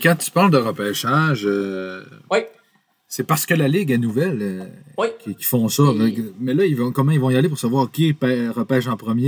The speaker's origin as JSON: {"language": "French", "area": "Hébertville or Alma area", "region": "Quebec", "country": "Canada", "tie": "born or raised there", "said": "mon, mon patelin"}